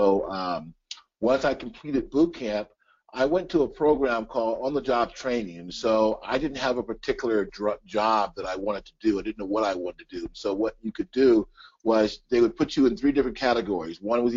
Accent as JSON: {"language": "English", "town": "Los Angeles", "region": "California", "country": "United States", "tie": "born or raised there", "moved": "as an adult", "lives_now": "Tucson, United States", "said": "I grew up in the San Fernando Valley, California, outside of L.A. I lived in a place called Lakeview Terrace, which was out by Handsome Dam."}